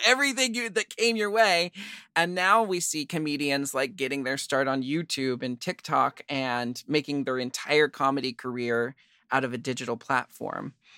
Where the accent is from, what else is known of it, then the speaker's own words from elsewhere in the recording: Portland, United States; I grew up in Portland where there was an all ages queer dance club for me to start drag